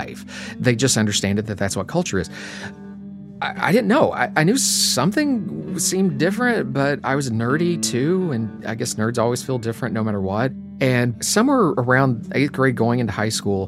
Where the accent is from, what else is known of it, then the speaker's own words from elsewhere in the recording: Appalachia, eastern Kentucky, United States; So I grew up in Appalachia in eastern Kentucky, right in the middle of coal country